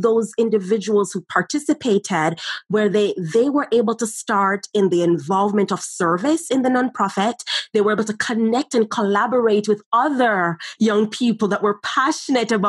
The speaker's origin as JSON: {"language": "English", "country": "Jamaica", "tie": "born or raised there", "said": "as young children growing up in Jamaica"}